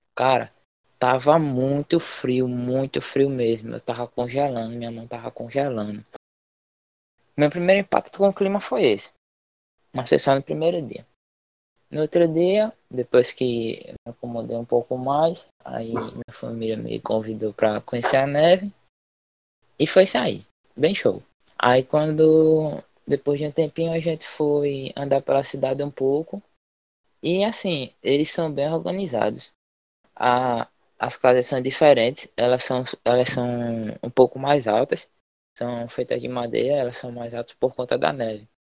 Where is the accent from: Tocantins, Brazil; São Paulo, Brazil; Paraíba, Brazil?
Paraíba, Brazil; moved away as an adult; now in Canada; sou estado da Paraíba, estudo na Sétima Manguape